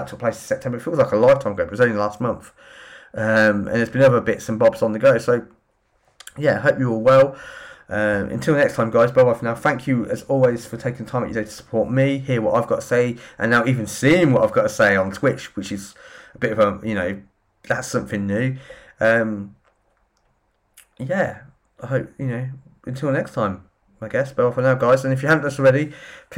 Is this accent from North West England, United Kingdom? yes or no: no; Northampton, East Midlands, United Kingdom; my hometown, Northampton